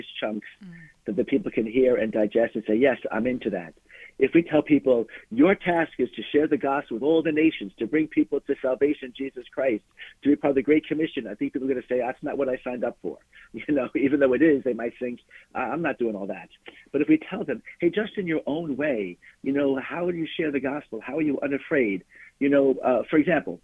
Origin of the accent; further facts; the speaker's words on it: Glen Cove, New York, United States; I grew up in a town called Glen Cove on Long Island in New York.